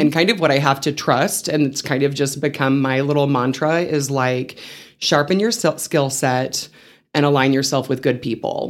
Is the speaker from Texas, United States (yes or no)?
yes; Seminole, Texas, United States; moved away as an adult; also born or lived in Canyon, Texas / San Angelo, Texas; now in Amarillo, United States; I was raised in Seminole, Texas, which is a bit south of Lubbock, so very much a West Texas girl